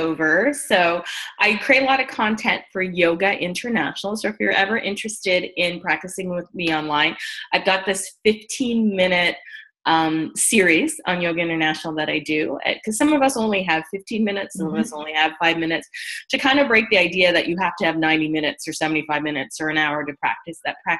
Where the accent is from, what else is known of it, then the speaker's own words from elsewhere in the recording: Barbados; I'm a West Indian. I'm from Barbados.